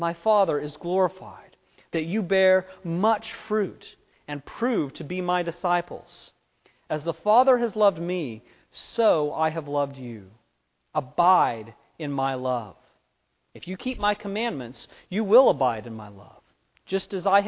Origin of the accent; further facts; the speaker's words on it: Fresno, California, United States; moved away; Where I grew up in Fresno, it's a town of about 800,000 people